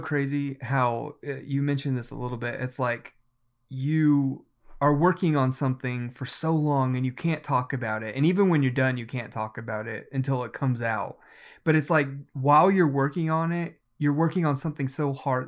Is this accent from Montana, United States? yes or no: no; Oklahoma, United States; I am from Oklahoma